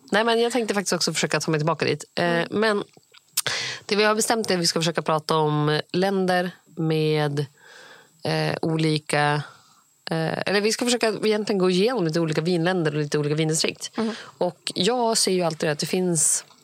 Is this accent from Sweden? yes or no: no; India; eftersom att jag är indier.